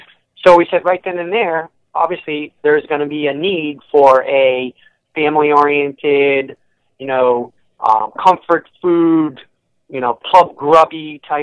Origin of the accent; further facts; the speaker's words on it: Merrimac, Massachusetts, United States; now in Hampton, United States; growing up in Merrimack, Mass, right down the road from Epping